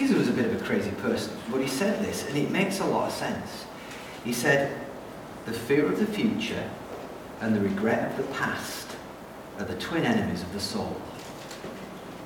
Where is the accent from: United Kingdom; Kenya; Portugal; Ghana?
United Kingdom; England; moved away as an adult; also born or lived in Austria / Hungary; now in New Zealand; I'm an Englishman and a Kiwi